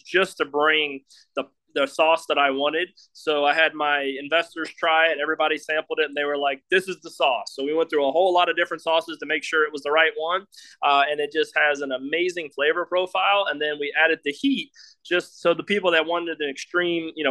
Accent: Louisiana, United States; now in Utah, United States; I'm from Louisiana, and we use point of references for everything

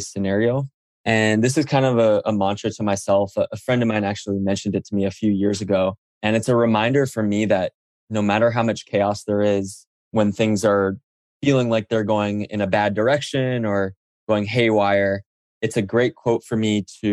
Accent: Oahu, Hawaii, United States; moved away as an adult; also born or lived in New York / Silicon Valley; I grew up on Oahu in Hawaii

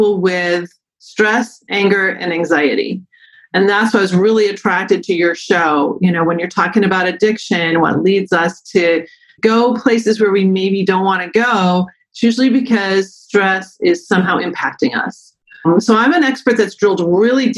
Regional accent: Concord, New Hampshire, United States; moved away as an adult; also born or lived in Battle Creek, Michigan; now in Michigan, United States; I'm from Concord, New Hampshire originally. Grew up in the mountains of New Hampshire

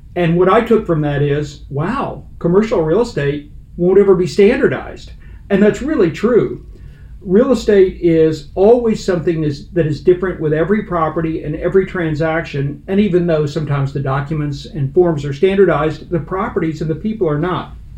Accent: Fort Worth, Texas, United States; moved away; also born or lived in Cincinnati; I'm a Texan. It starts there. I'm a Fort Worth native, and I went through the urban public schools

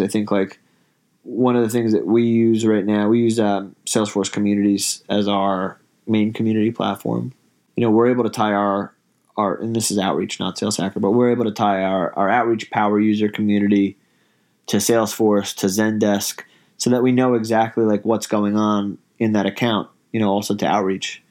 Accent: New York, United States; I grew up in New York

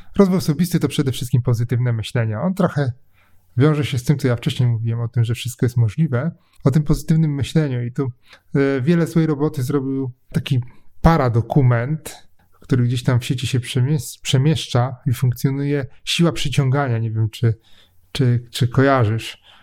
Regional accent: Poznań, Greater Poland, Poland; jestem z Poznania, jestem trochę sknerą, taką poznańską

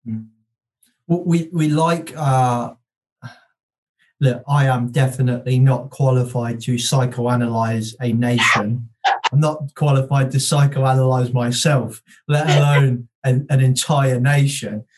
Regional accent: United Kingdom; as British people

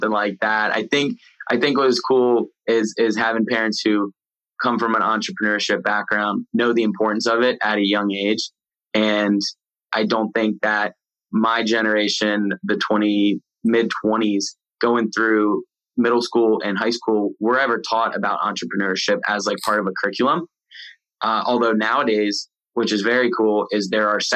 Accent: Maryland, United States; moved away as an adult; also born or lived in the South; I came from Maryland, moved to the South.

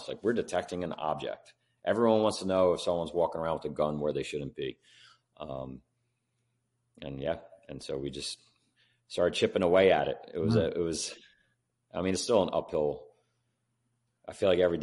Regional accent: Philadelphia, Pennsylvania, United States; I grew up here in Philadelphia

